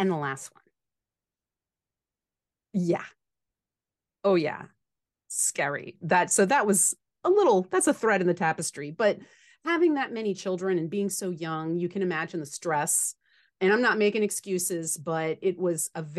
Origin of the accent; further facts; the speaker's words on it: New Orleans, Louisiana, United States; I grew up in New Orleans, Louisiana